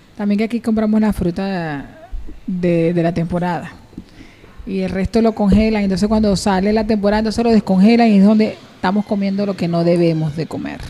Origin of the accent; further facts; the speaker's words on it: Venezuela; now in Las Palmas de Gran Canaria, Spain; yo soy venezolana llena de orgullo